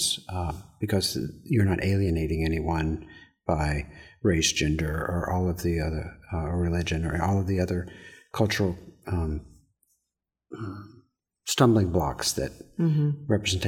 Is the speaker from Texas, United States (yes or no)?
no; Georgia, United States; And I was raised in Georgia, so I love the storytelling and the stories and the narrative.